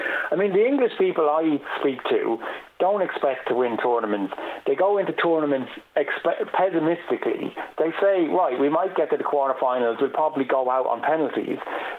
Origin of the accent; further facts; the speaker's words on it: Ireland; now in London, United Kingdom; I grew up playing soccer in Kilkenny and Carlow